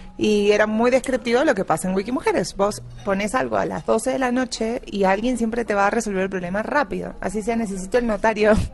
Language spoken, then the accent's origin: Spanish; Buenos Aires Province, Argentina; moved away as an adult; now in Colombia; Yo soy de Buenos Aires, no de la capital capital, o sea, no soy porteña